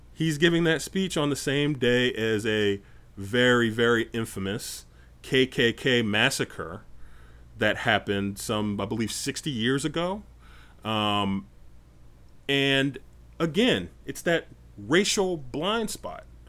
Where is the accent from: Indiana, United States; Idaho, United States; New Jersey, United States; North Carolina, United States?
North Carolina, United States; moved away; I spent about nine years growing up in North Carolina